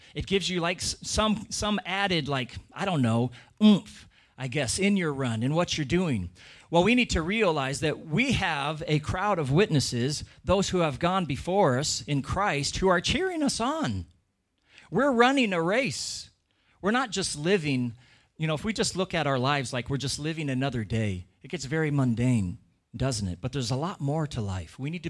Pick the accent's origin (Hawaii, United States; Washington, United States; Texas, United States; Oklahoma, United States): Washington, United States; Where I grew up in Washington State in America, you know, there'd be a lot of times where we'd have this really thick, heavy fog come